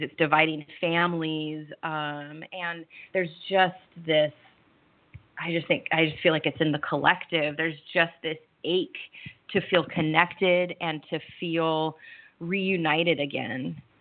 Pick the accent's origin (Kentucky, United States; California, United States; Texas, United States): California, United States; Southern; moved away as an adult; also born or lived in Seattle, Washington / Cayman Islands; now in Italy; I'm from Southern California. I moved up the West Coast to Northern California, and then I was in Seattle for 12 years